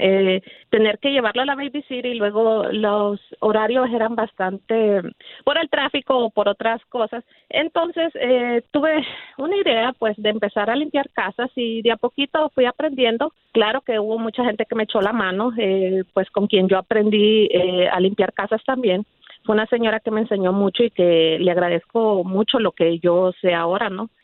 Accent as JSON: {"language": "Spanish", "country": "El Salvador", "also_born_or_lived": "Dallas–Fort Worth Metroplex, United States", "moved": "yes", "lives_now": "Dallas–Fort Worth, United States", "said": "soy originaria del Salvador."}